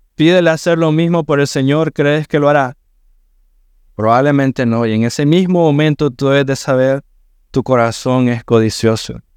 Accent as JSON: {"language": "Spanish", "region": "Managua", "country": "Nicaragua", "tie": "born or raised there", "moved": "yes", "lives_now": "Matagalpa, Nicaragua", "said": "somos nacimos en Managua, mi esposo y yo"}